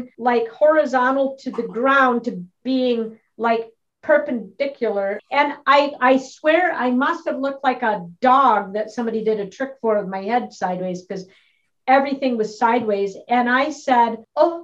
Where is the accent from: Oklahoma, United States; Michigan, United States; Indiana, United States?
Michigan, United States; Battle Creek; moved away as an adult; also born or lived in Minneapolis; the small town in Michigan, Battle Creek, Michigan, where I grew up